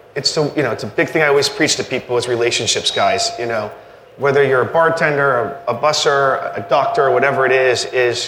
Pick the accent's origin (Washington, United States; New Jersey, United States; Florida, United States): Florida, United States; Naples; I'm from Naples, Florida